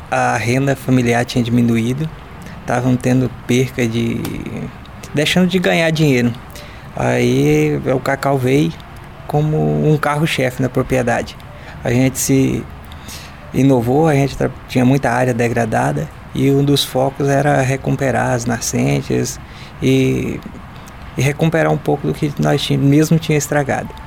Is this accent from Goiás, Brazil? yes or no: yes; Goiás, Brazil; now in Pará, Brazil; Eu vim de Goiás para lá devido já correndo de dificuldade financeira. Viemos e viemos uma oportunidade nova no Pará.